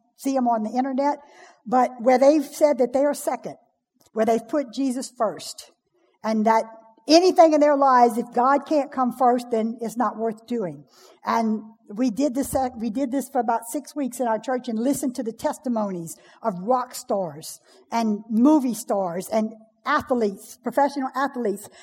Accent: Cajun, Louisiana, United States; I'm a Cajun.

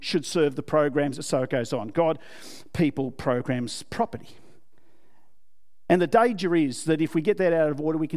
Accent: Australia; I'm an Aussie

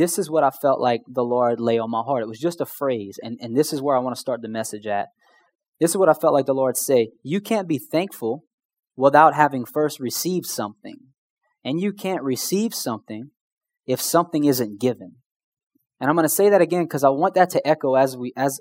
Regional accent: Houma, Louisiana, United States; I'm from Houma

